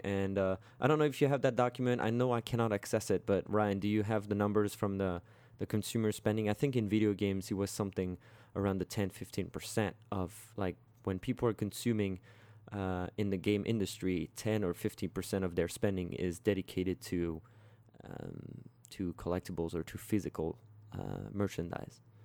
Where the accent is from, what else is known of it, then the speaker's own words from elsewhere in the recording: France; moved away; back in my hometown